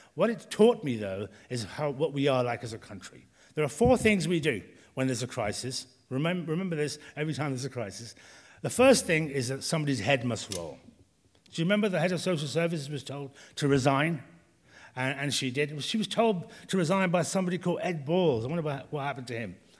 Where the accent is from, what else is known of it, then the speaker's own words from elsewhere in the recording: Birmingham, West Midlands, United Kingdom; moved away; I'm from Birmingham, I don't want to go back there